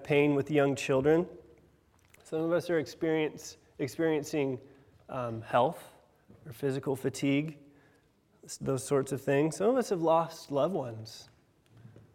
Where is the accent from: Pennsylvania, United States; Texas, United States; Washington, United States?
Washington, United States; now in England; I'm from Washington State